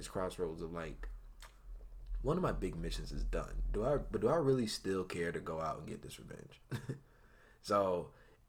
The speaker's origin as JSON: {"language": "English", "country": "United States", "said": "I'm American"}